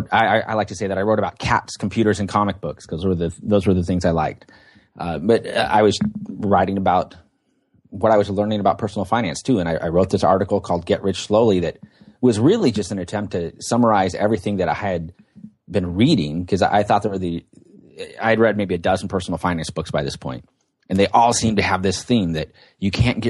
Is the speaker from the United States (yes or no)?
yes; Portland, Oregon, United States; I was born and raised out here near Portland, Oregon. That's where I live now.